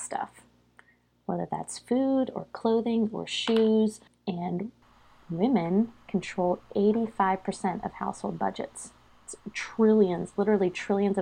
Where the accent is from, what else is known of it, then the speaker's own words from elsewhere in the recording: Pennsylvania, United States; moved away as an adult; now in North Carolina, United States; I am a native Pennsylvanian. So I grew up in the Northeast